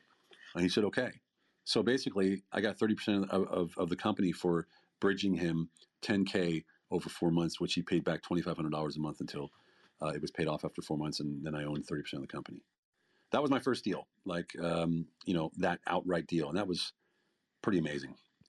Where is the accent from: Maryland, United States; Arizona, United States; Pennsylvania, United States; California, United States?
Pennsylvania, United States; Philadelphia; moved away as an adult; now in Europe; I'm from Philly.